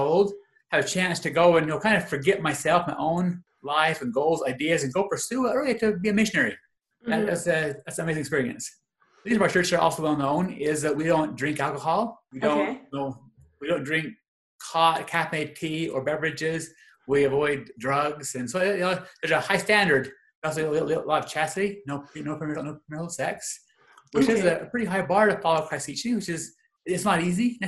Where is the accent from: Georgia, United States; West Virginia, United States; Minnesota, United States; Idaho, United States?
Idaho, United States; Clifton; also born or lived in Provo, Utah / Indiana / Livermore, California; now in Idaho Falls, United States; I grew up in Clifton, Idaho.